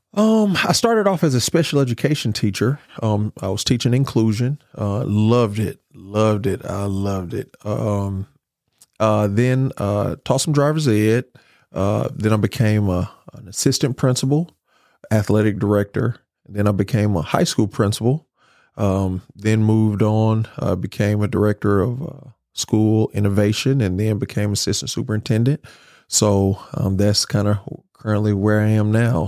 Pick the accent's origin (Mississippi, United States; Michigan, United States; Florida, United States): Mississippi, United States; Grenada; I'm from Grenada